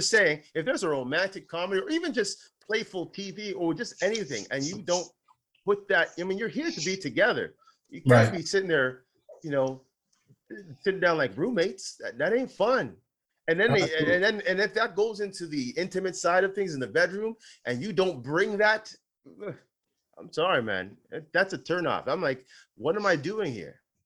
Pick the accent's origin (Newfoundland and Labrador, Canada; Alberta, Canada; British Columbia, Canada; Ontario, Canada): Ontario, Canada; moved away; I'm originally from Ontario